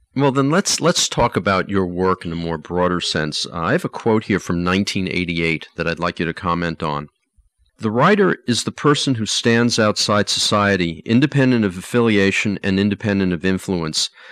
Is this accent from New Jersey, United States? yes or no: no; New York City, New York, United States; I grew up in Queens